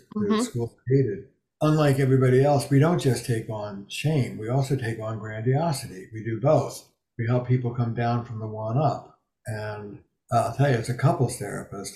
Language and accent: English; Camden, New Jersey, United States; I grew up in Camden, New Jersey, blue collar